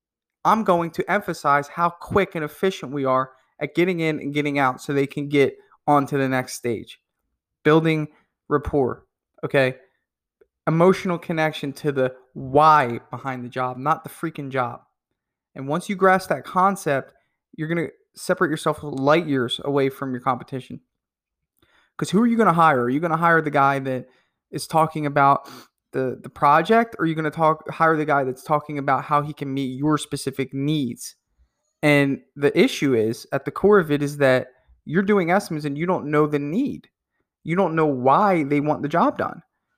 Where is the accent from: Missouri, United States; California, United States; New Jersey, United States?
New Jersey, United States; I'm not quite from Wisconsin, but I'm from New Jersey and it's a little cold up there.